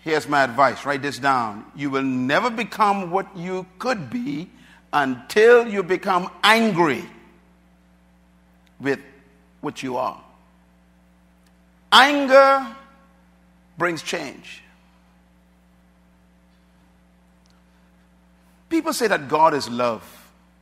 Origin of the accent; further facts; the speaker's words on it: Bahamas; when I was growing up in the Bahamas here